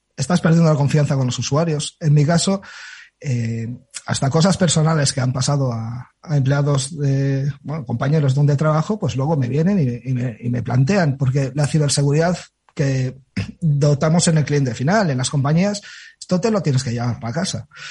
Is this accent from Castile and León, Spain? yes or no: no; Galicia, Spain; soy gallego